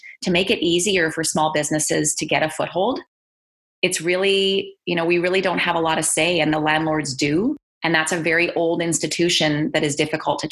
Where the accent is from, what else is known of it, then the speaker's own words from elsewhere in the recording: Calgary, Alberta, Canada; also born or lived in British Columbia; now in Edmonton, Canada; I was born in British Columbia and I grew up in Calgary in my teen years and went to high school and university in Calgary